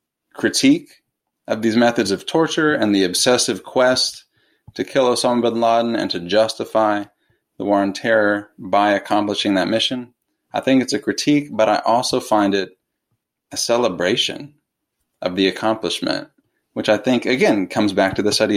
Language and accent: English; United States; I, as an American